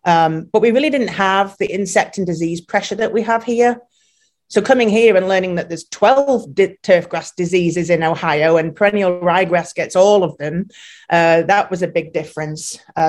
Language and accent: English; England, United Kingdom; moved away as an adult; And then I came over from England and my passion was sports turf.